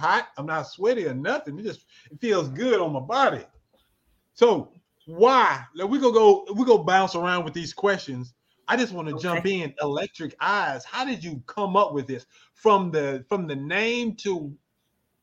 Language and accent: English; Arkansas, United States; I'm from a small town in Arkansas.